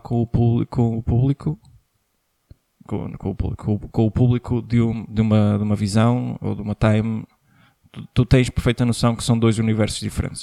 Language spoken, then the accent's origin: Portuguese; Portugal; nós como portugueses